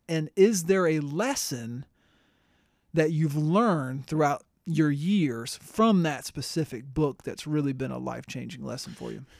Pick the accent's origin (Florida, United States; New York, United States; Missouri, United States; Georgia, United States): Florida, United States; Tampa; growing up in Tampa